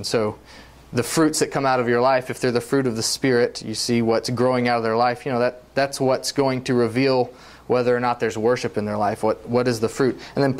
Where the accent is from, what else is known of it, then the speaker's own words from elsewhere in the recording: Mexico; There was a guy in Mexico. I grew up in Mexico, a missionary kid. When I refer to Mexico, that's what I'm talking about.